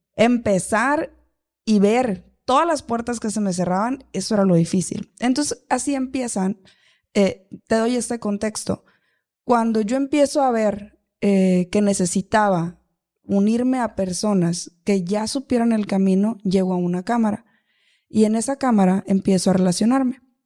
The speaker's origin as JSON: {"language": "Spanish", "town": "Los Mochis", "region": "Sinaloa", "country": "Mexico", "moved": "yes", "lives_now": "Hermosillo, Mexico", "said": "soy de Los Mochis, Sinaloa, yo no soy de acá, de Hermosillo, de Sonora"}